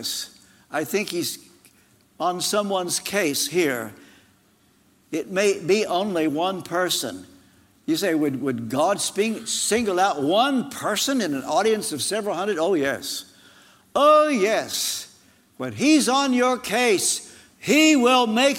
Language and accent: English; Ashland, Kentucky, United States; As a teenager, in my hometown of Ashland, Kentucky